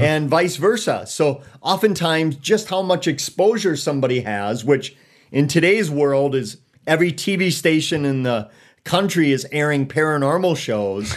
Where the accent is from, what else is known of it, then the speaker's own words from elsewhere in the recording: Eau Claire, Wisconsin, United States; also born or lived in Elmwood, Wisconsin; from, born and raised in Eau Claire, a sawdust city